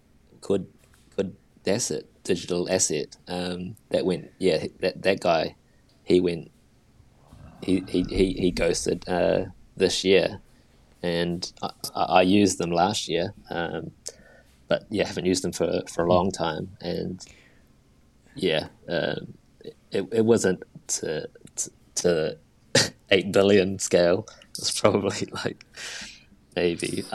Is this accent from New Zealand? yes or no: yes; New Zealand